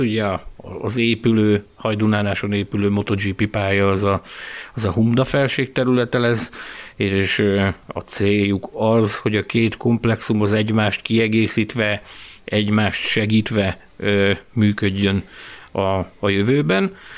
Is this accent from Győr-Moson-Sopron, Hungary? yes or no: no; Balkány, Szabolcs-Szatmár-Bereg, Hungary; Balkány egy, egy, ö, a délnyírségben található kisváros Kelet-Magyarországon, és amikor kérdezik fővárosi ismerősök, vagy Dunán túli ismerősök, hogy te honnan származol, akkor én mindig annyit szoktam mondani, hogy én a távol-keletről